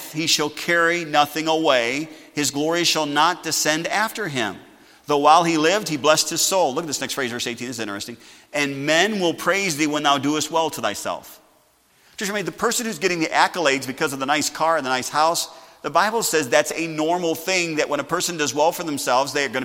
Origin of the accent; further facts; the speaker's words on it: Sauk Village, Illinois, United States; growing up in Sauk Village